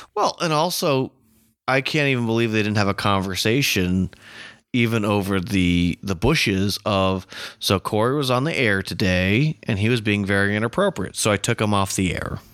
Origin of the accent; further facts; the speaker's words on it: United States; as an American